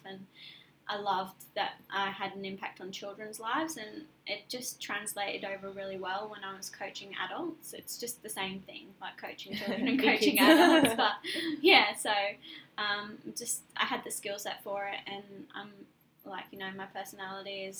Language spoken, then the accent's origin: English; England, United Kingdom; moved away as an adult; now in Australia; I'm originally from England, obviously, and I moved here 4 years ago